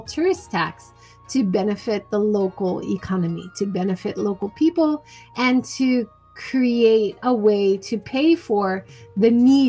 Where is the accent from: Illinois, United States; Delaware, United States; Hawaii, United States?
Hawaii, United States; now in Hiroshima, Japan; I grew up in Hawaii